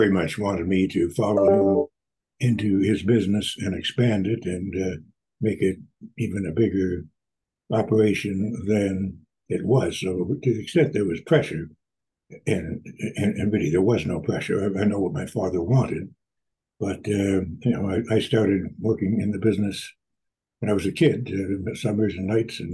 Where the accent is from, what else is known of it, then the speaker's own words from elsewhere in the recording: Windsor, Ontario, Canada; now in Toronto, Canada; I live in Toronto, but I was born and brought up in Windsor